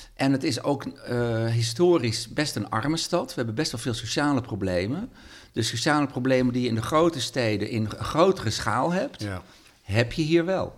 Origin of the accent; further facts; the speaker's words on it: Sneek, Friesland, Netherlands; now in Leeuwarden, Netherlands; ik kom uit Sneek